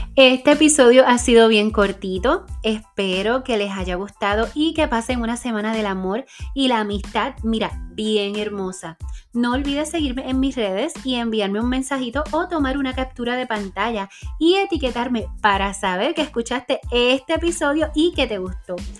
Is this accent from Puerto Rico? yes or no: yes; Puerto Rico; soy puertorriqueña